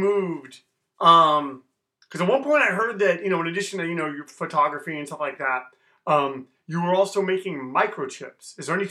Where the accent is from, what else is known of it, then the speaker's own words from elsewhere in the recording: Fountain Valley, California, United States; I've always been like the proud Fountain Valley guy. And like, that was always sort of like a joke. Like I'm from Fountain Valley.